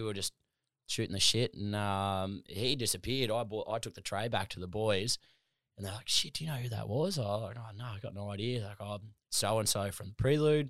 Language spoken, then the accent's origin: English; Gladstone, Queensland, Australia; moved away as an adult; Gladstone, central Queensland, grew up there